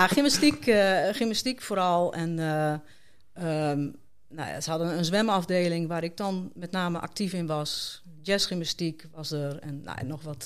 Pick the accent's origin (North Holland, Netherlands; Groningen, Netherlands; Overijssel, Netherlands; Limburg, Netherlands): Groningen, Netherlands; Haren; moved away; ik ben daar geboren en getogen.